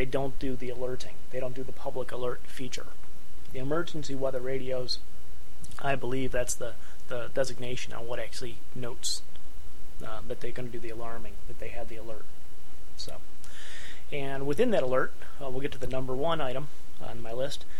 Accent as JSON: {"language": "English", "region": "Northeast Ohio", "country": "United States", "tie": "born or raised there", "moved": "yes", "lives_now": "Northeast Indiana, United States", "said": "We're here in Northeast Indiana. I grew up in Northeast Ohio"}